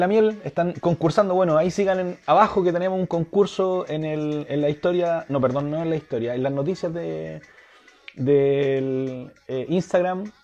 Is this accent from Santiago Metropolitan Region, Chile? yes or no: yes; Puente Alto, Santiago Metropolitan Region, Chile; Yo soy de Puente Alto